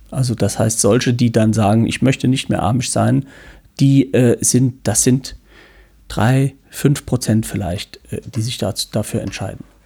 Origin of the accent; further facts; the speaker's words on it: St. Ingbert, Saarland, Germany; St. Ingbert, wo ich herkomme